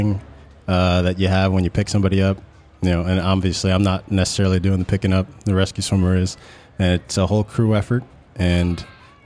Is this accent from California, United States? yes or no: no; Long Island, New York, United States; I grew up on Long Island